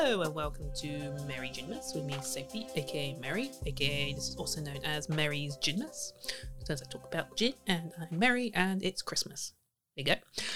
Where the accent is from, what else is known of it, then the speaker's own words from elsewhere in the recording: Leicester, East Midlands, United Kingdom; my hometown of Leicester.